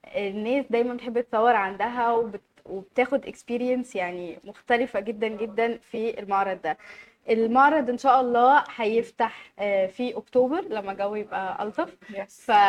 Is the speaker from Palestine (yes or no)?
no; Egypt; عندنا في مصر